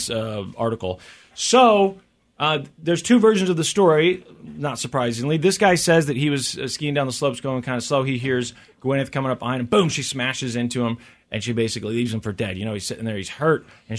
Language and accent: English; Missouri, United States; I'm from Missouri